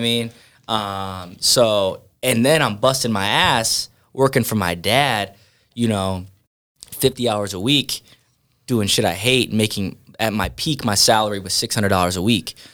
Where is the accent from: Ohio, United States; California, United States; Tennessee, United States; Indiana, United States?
Ohio, United States; Sandusky; also born or lived in Norwalk, Ohio; Growing up, I grew up in Sandusky, Ohio